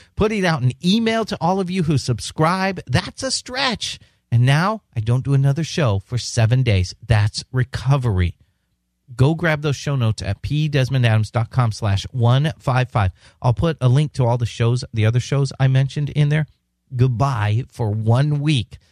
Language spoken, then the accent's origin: English; San Diego, California, United States; San Diego, my hometown.